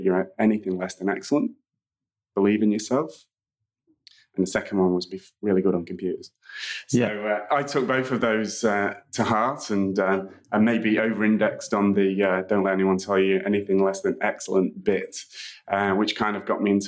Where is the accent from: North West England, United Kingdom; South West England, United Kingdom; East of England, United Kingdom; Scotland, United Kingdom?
North West England, United Kingdom; Manchester; So I'm originally from Manchester in the UK. Which is where I grew up from a little kid all the way through to my first job